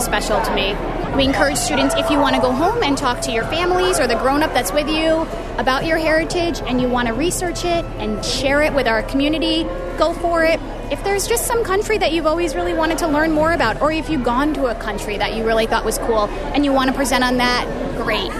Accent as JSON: {"language": "English", "country": "Eritrea", "tie": "born or raised there", "moved": "yes", "lives_now": "Saranac Lake, United States", "said": "I was born in Eritrea"}